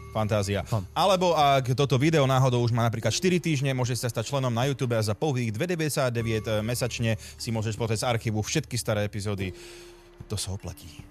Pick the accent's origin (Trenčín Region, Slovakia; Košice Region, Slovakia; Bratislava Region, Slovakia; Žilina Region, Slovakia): Žilina Region, Slovakia; Orava; som z Oravy